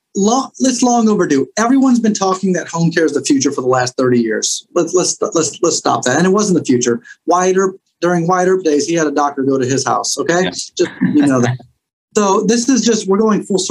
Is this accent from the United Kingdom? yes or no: no; Chicago, Illinois, United States; what I grew up in Chicago